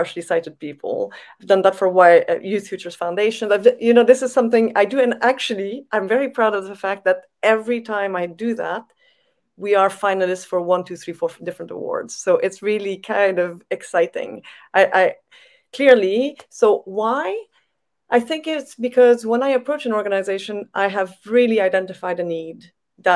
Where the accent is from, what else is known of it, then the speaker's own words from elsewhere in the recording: Canada; moved away; I come from Canada